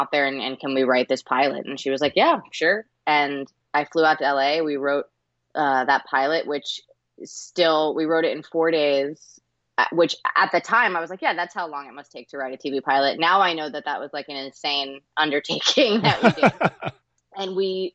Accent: Toms River, New Jersey, United States; moved away as an adult; also born or lived in New York; now in Los Angeles, United States; I'm from New Jersey. I'm from Toms River, New Jersey. And I moved to New York when I was 18

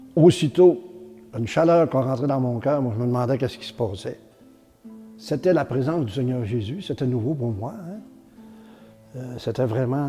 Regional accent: Beauce, Quebec, Canada; Mon enfance dans la Beauce, c'était euh, ça très bien. J'ai été élevé sur une ferme

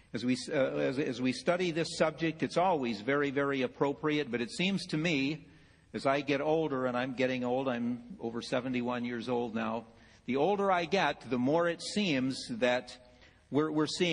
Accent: Ohio, United States; I'm from Ohio

